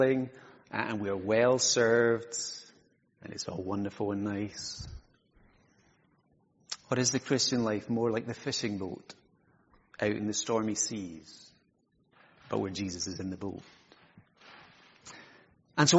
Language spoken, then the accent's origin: English; Isle of Skye, Scotland, United Kingdom; I'm from Skye, for those of you who haven't I met me, and because I'm from Sky, I get lots of tourist information questions